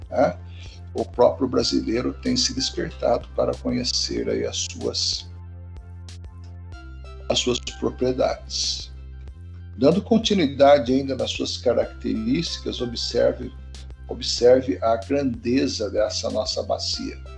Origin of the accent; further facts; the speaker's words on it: Brazil; nós como brasileiros